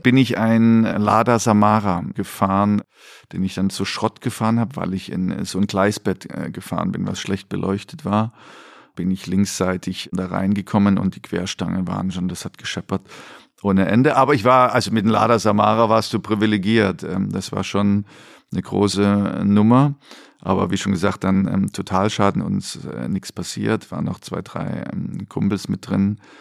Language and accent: German; East Germany, Germany; moved away; ich dann so als Ossi